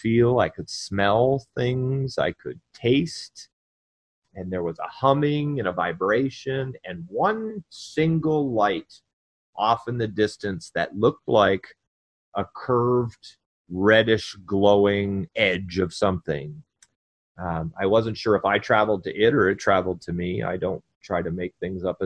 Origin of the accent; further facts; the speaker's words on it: Vermont, United States; moved away as an adult; also born or lived in North Carolina; my family came and got me and transported me back to my home state